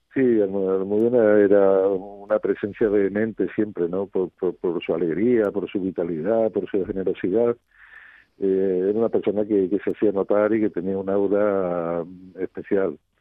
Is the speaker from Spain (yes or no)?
yes; Rota, Andalusia, Spain; ellos eligieran mi pueblo como, como segunda casa